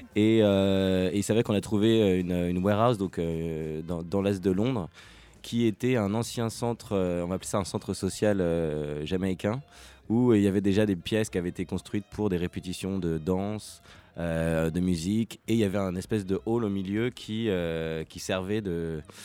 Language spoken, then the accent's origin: French; Paris, Île-de-France, France; moved away as an adult; also born or lived in London; je viens de Paris